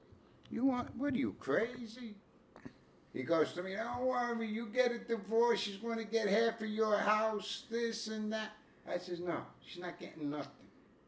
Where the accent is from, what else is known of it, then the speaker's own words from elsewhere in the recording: United States; No, I'm American.